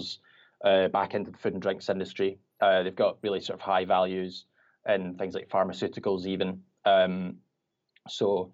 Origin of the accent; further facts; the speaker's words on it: Glasgow, Scotland, United Kingdom; I'm from Glasgow in Scotland.